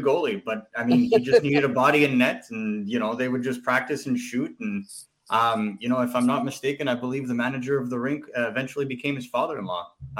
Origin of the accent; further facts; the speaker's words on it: Laval, Quebec, Canada; I grew up in Laval. My dad grew up in Laval